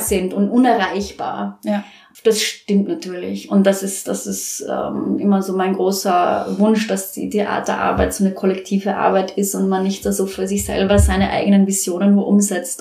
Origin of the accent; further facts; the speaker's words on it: Vienna, Austria; moved away as an adult; now in Nuremberg, Germany; ich komme ja aus Wien